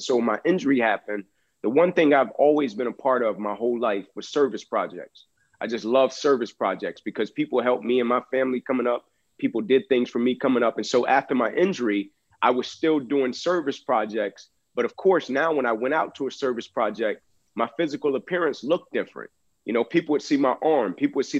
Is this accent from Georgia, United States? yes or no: yes; Atlanta, Georgia, United States; I grew up in Atlanta